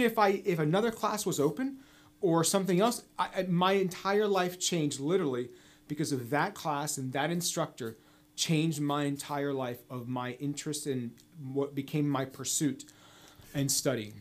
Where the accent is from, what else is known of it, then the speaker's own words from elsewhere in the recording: D.C., District of Columbia, United States; I was born right outside Washington, D.C., where I grew up.